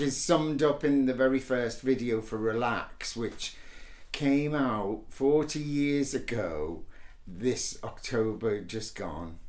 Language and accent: English; Liverpool, North West England, United Kingdom; we were born a day apart in Liverpool